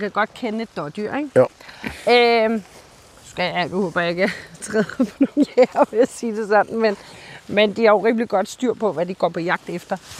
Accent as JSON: {"language": "Danish", "area": "Bornholm", "region": "Capital Region of Denmark", "country": "Denmark", "said": "hjemme på Bornholm"}